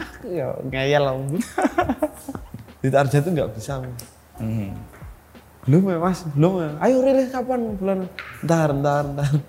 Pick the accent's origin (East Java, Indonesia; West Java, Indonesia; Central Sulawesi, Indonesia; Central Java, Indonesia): East Java, Indonesia; Madiun; Terus di Madiun. Di Madiun.